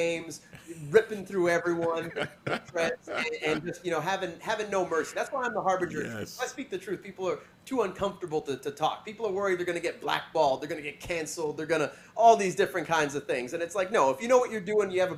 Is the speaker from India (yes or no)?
no; Canada; as a Canadian